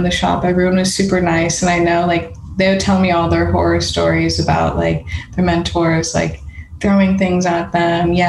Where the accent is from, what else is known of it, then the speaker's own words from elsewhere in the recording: Las Vegas, Nevada, United States; moved away as an adult; also born or lived in Chicago / San Francisco / London; now in Los Angeles, United States; I was born in Chicago, grew up in Vegas.